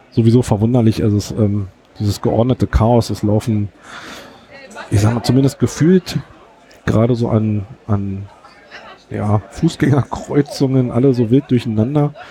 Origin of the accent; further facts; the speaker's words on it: Berlin, Germany; was so ein bisschen bemerkenswert, zumindest für uns aus Berlin war, ähm, dass bei uns in Berlin gibt es Globus Baumärkte